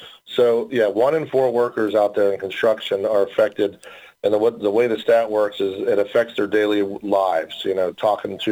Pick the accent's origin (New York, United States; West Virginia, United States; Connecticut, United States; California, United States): West Virginia, United States; I am from West Virginia